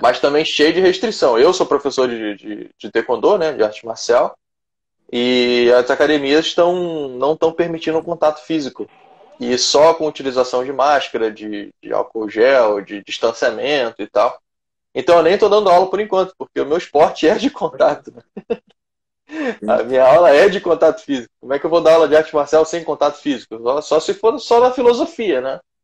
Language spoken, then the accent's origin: Portuguese; Rio de Janeiro, Brazil; now in Blumenau, Brazil; eu sou nasci no Rio de Janeiro, mas atualmente eu moro em Blumenau desde 2008, Santa ah, Catarina